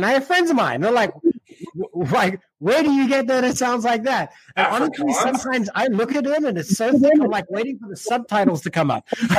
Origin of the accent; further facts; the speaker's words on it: South Africa; first language English; That's because I'm South African as well, but my accent is so blended now, right? And that's because I'm first language English.